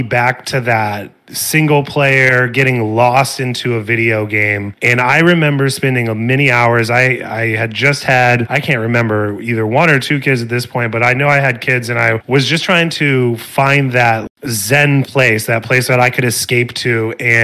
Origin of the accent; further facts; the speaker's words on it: Springfield, Illinois, United States; now in Arizona, United States; I'm from Springfield, Illinois, which is halfway in between Chicago and St. Louis.